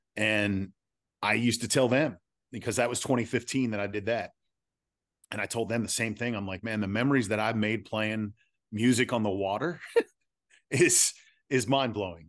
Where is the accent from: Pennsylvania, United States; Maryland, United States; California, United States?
Pennsylvania, United States; Philadelphia; growing up in the Philly area